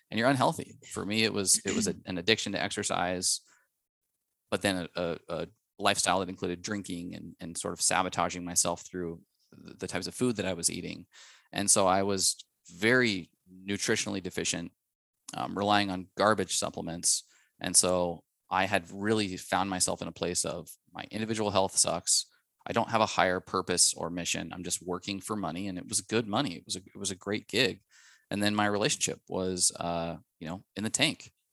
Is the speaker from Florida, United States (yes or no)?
no; Spokane, Washington, United States; we are childhood sweethearts from Spokane, Washington